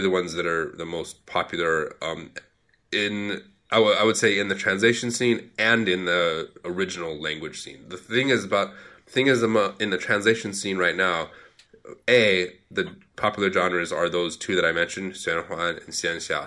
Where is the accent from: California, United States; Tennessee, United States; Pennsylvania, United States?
California, United States; moved away as an adult; now in China; I am an American from California, pretty much as typical American white guy as you could get